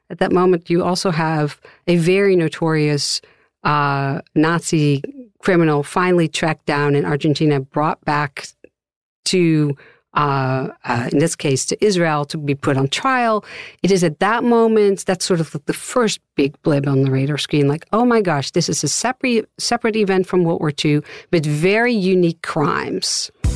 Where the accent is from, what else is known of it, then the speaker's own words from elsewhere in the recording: Amsterdam, North Holland, Netherlands; moved away as an adult; now in United States; I'm originally from Amsterdam, the Netherlands